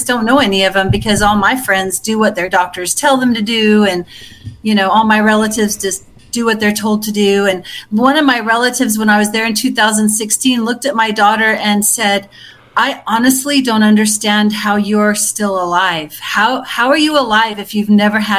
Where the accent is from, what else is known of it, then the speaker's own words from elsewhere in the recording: Melbourne, Victoria, Australia; moved away as an adult; also born or lived in Bendigo, Victoria; I was born in Essendon, which is right near Melbourne. Uh-huh. And I lived in Bendigo, which is the gold mining town.